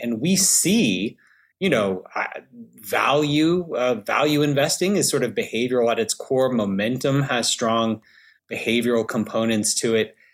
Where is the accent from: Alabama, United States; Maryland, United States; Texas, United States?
Alabama, United States; I'm from Alabama.